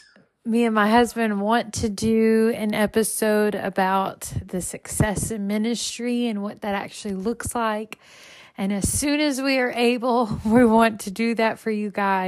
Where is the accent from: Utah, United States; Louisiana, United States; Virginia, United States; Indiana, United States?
Louisiana, United States; moved away; I was actually in my home state, Louisiana